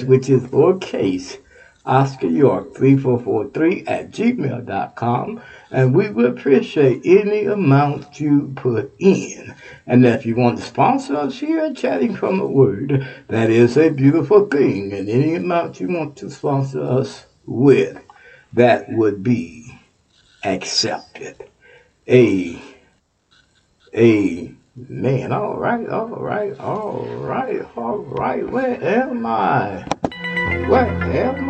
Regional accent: Houston, Texas, United States; now in Ohio, United States; I mentioned Texas because that's my hometown, my home state. From Houston, Texas

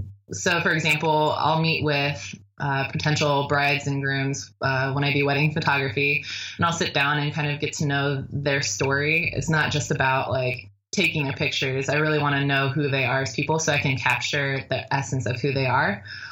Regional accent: Hawaii, United States; born there; also born or lived in Washington; Well, I was born in Hawaii, so I figured I'd, you know, throw it back to that.

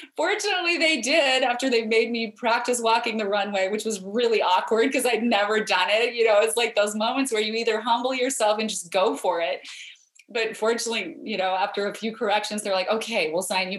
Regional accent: Idaho, United States; I grew up in Idaho where we have a lot of potatoes, but we don't have mangoes

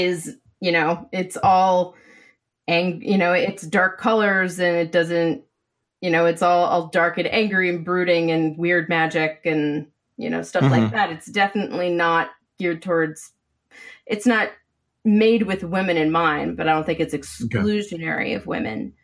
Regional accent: Maine, United States; I grew up in Maine

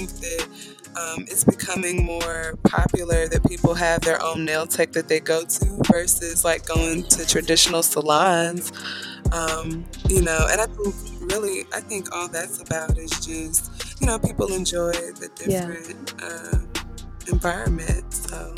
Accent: Atlanta, Georgia, United States; now in Marietta, United States; And yes, I'm actually from Atlanta, Georgia, and I am in Marietta, so I've been living there at this point for about 5 years.

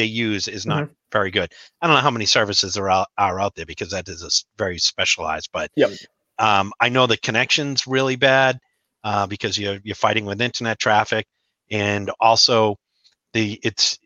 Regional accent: Boston, Massachusetts, United States; accent: nasally, high-pitched Boston; my nasally, high-pitched Boston accent

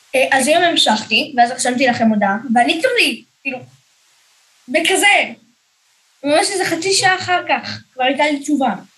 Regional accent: Beersheba, Southern District, Israel; אני מבאר שבע

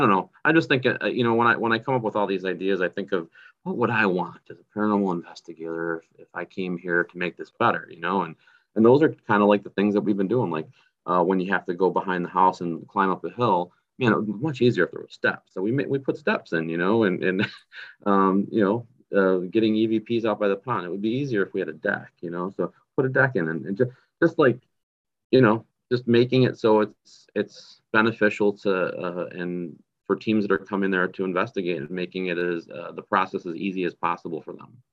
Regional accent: North Tonawanda, New York, United States; in my hometown in North Tonawanda, New York

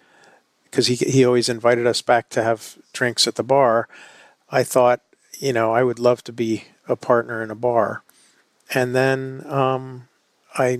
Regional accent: New York City, New York, United States; as a New Yorker

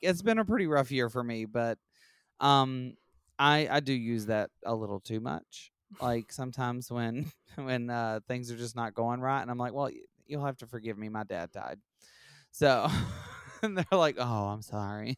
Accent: Alabama, United States; I'm from Alabama

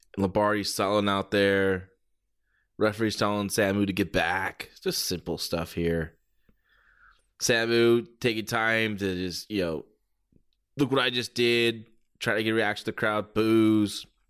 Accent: San Jose, California, United States; here in San Jose, my hometown

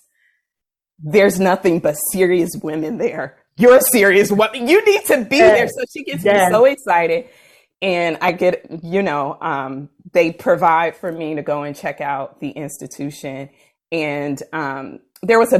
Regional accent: Oakland, California, United States; I grew up in Oakland

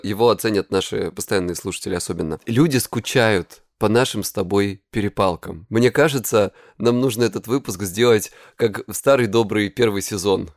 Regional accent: Krasnodar Krai, Russia; я с Кубани

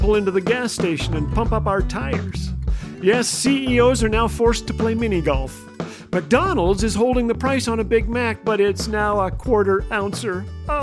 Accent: Canada; if you live in an igloo like I do as a Canadian

